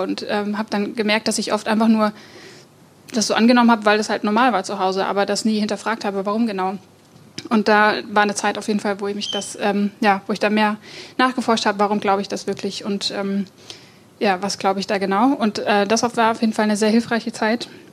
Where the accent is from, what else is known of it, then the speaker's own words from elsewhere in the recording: Germany; ich bin ähm, ja, in Oberessigheim aufgewachsen, gar nicht weit von hier